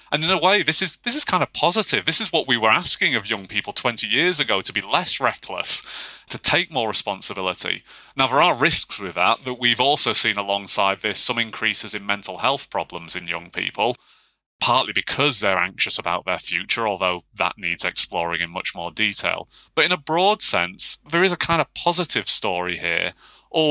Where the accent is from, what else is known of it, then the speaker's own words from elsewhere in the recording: Yorkshire and the Humber, United Kingdom; I grew up in Yorkshire as well.